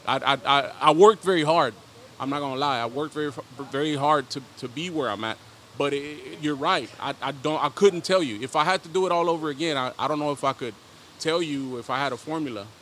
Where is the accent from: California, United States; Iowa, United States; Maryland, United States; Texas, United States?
Texas, United States; Dallas; also born or lived in León, Guanajuato, Mexico; now in Houston, United States; I was raised in the hood, West Dallas, Oak Cliff, Texas